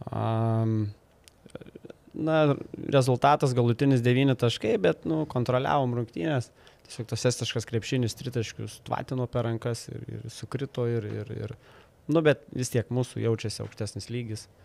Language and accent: Lithuanian; Lithuania; mes visą laiką kaip lietuviai keliam aukštus tikslus